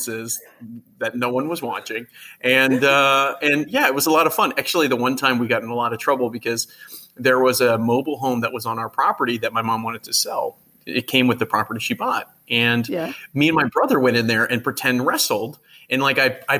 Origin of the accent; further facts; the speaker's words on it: Texas, United States; originally born and raised in Texas